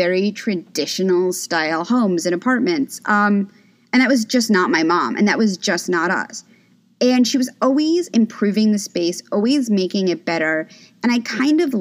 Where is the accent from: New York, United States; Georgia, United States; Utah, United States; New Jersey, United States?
New York, United States; New York City; I'm originally from New York City. I grew up on the Upper East Side